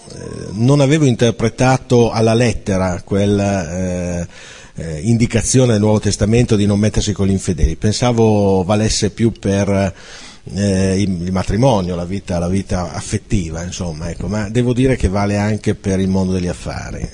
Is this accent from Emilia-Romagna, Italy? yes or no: yes; Piacenza, Emilia-Romagna, Italy; vengo da Piacenza